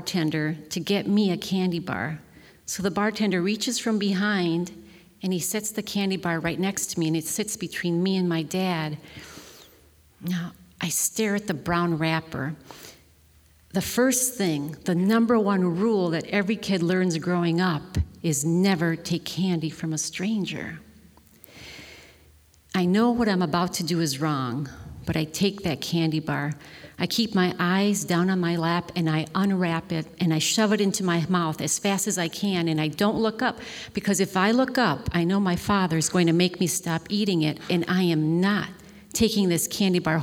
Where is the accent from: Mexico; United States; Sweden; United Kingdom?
United States; Milwaukee, Wisconsin; I'm from Milwaukee, Wisconsin. You take your kids to taverns, and in the 60s, there's a tavern on every corner